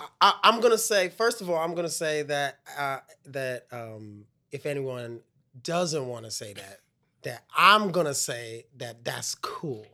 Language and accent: English; New York City, New York, United States; In Brooklyn. I'm from Brooklyn